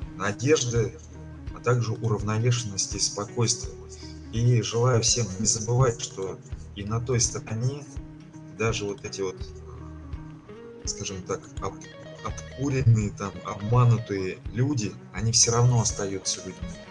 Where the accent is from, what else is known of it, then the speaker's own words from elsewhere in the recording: Ufa, Bashkortostan, Russia; Я не просто с Урала, я а, постоянно живу в городе Уфа.